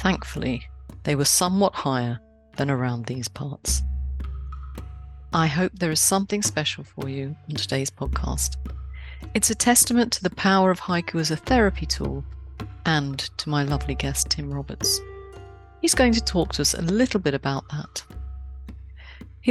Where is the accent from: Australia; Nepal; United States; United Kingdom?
United Kingdom; London; moved away; I grew up in a time when my London street knew its bobby